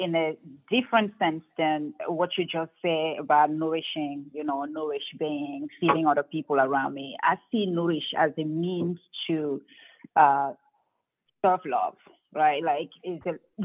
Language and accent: English; Cameroon; moved away; growing up in Cameroon